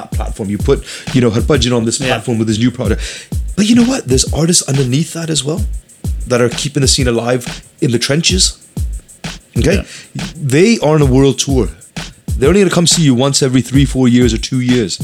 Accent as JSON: {"language": "English", "town": "Vancouver", "region": "British Columbia", "country": "Canada", "said": "where are you from? Vancouver."}